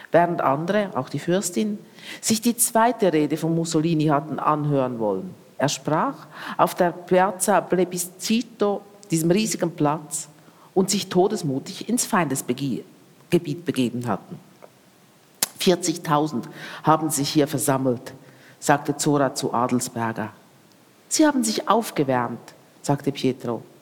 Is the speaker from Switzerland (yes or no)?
yes; Switzerland; now in Berlin, Germany; Ich lebe jetzt schon sehr lange in, in Berlin und, und für mich als Schweizerin